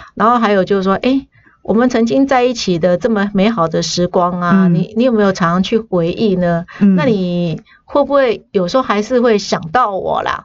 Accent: northern Taiwan, Taiwan; accent: northern, urban Taiwanese Hokkien; 我可能是比较像城市音吧，嗯。北部音

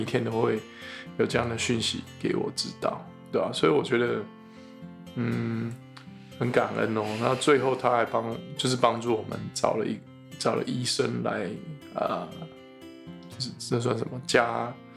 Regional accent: Taiwan; moved away; 身为台湾人的公卫医师

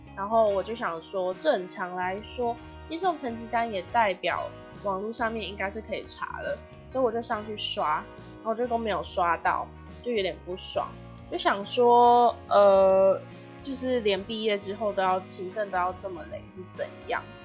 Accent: Taiwan; 你作为一个台湾人，你去中国当交换学生

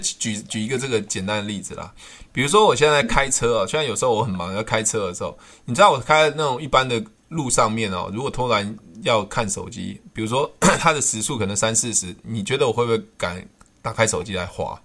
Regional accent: Taiwan; 我们是台湾人嘛

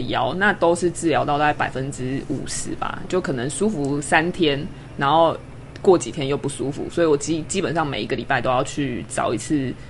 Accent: Kaohsiung, Taiwan; moved away as an adult; now in Taipei, Taiwan; 因为我是高雄人，嗯。所以其实我是，等于是在台北租房子。 那我自己的家人都在高雄

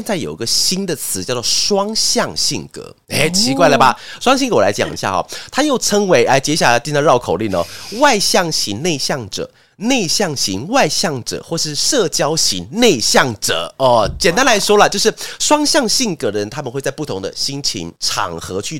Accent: Taiwan; accent: Hakka; 我刚好出现客家腔哎，客家腔源自于那个，因为我是客家人，所以才能讲这个笑话哈

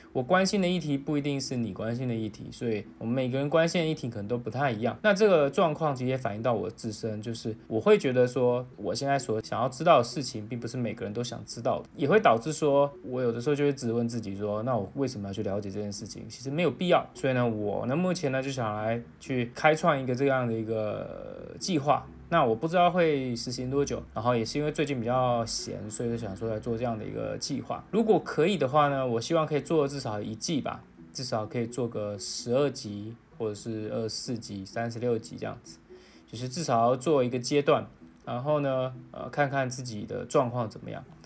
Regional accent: Taiwan; 作为一个台湾人

